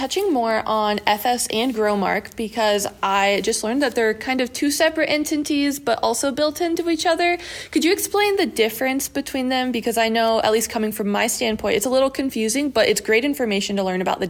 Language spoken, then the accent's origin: English; Southwest Iowa, United States; growing up in Southwest Iowa